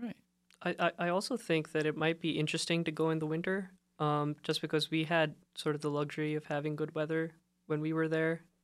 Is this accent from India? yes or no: yes; India; I come from, uh, I'm from India